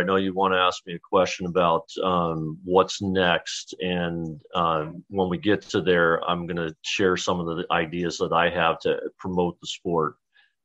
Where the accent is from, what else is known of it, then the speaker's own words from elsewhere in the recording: Dayton, Ohio, United States; moved away as an adult; also born or lived in New York / New Haven, Connecticut; now in Chicago, United States; My wife and I are actually going to move back to my hometown of Dayton, Ohio